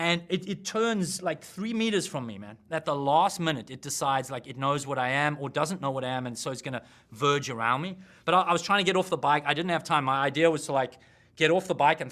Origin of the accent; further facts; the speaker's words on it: South Africa; I'm a South African